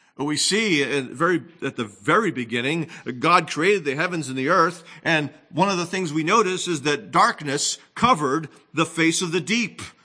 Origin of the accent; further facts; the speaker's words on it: New England, United States; moved away; I, of course, grew up in the Northeast